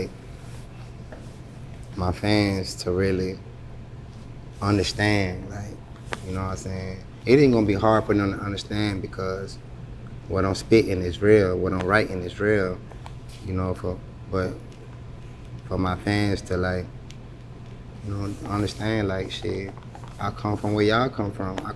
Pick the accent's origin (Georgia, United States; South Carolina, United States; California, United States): South Carolina, United States; Allendale; also born or lived in Columbia, South Carolina / Charleston, South Carolina / Hilton Head Island, South Carolina; where I'm from. I'm from Allendale